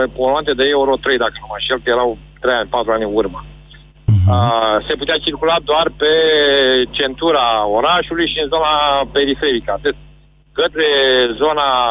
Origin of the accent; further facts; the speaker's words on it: Galați, Galați County, Romania; nu sunt din București, sunt din Galați